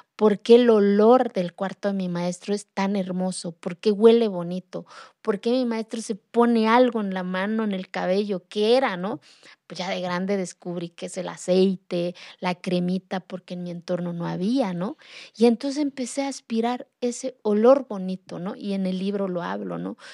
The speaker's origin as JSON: {"language": "Spanish", "town": "Santa María Quiegolani", "region": "Oaxaca", "country": "Mexico", "tie": "born or raised there", "first_language": "Zapotec", "second_language": "Spanish", "moved": "yes", "said": "Yo soy de la Sierra de Oaxaca, de una comunidad que se llama Santa María Kiegolani, de la cual me siento orgullosa de hablar mi lengua materna, yo hablo el zapoteco. Yo aprendí a hablar el español ya de grande"}